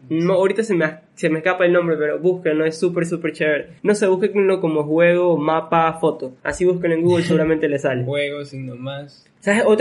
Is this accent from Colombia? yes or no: no; Basque Country, Spain; O sea, por ejemplo, yo que soy vasco, no es con B pequeña, significa que esa descendencia viene de España